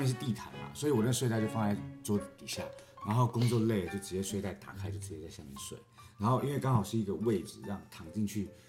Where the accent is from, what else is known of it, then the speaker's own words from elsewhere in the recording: Taiwan; moved away as an adult; 可是对我们这种从台湾来到这边工作的人，